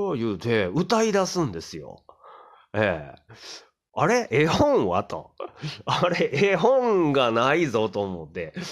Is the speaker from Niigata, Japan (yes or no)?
no; Kyoto, Japan; 京都人として